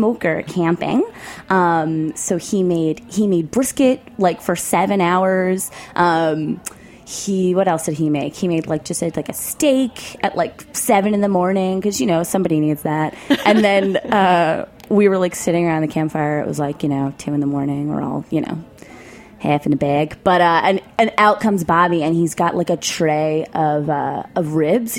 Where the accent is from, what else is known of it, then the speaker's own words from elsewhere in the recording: New York City, New York, United States; I'm from New York. I'm from Queens.